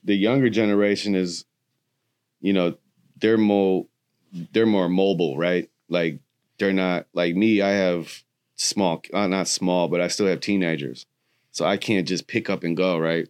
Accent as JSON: {"language": "English", "town": "Milwaukee", "region": "Wisconsin", "country": "United States", "said": "I'm from Milwaukee, Wisconsin"}